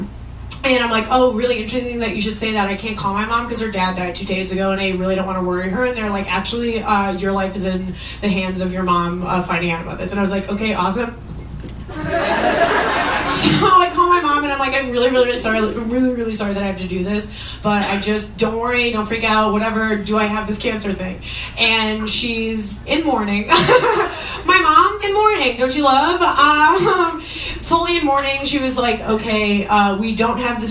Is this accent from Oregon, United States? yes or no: no; Long Island, New York, United States; I'm a Jew from Long Island